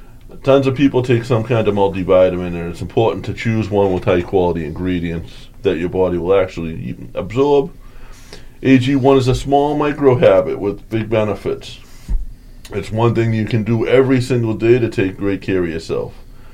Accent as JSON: {"language": "English", "town": "South Boston", "region": "Massachusetts", "country": "United States", "tie": "born or raised there", "said": "Me and Joe grew up in a town. We grew up in South Boston, Massachusetts."}